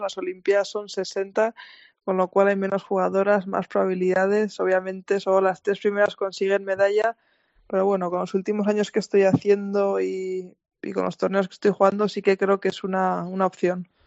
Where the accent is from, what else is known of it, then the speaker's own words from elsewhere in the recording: Ulzama valley, Navarre, Spain; moved away as an adult; now in United States; soy de, de la Reinzar, que es un pueblo en el valle de, Dulzama Ulzama, en, en, Navarra, cerca de Pamplona. Y sí, allí, allí, he vivido toda mi vida hasta los 18 años